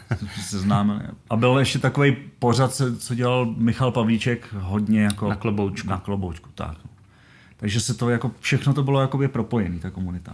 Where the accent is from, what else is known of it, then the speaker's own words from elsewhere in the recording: Kadaň, Ústí nad Labem Region, Czechia; já jsem z Karaně a jezdil jsem do Chomutova